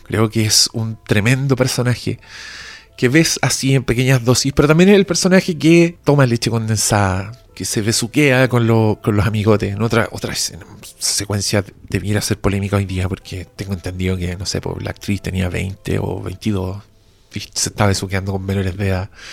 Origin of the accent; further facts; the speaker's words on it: Chile; soy chileno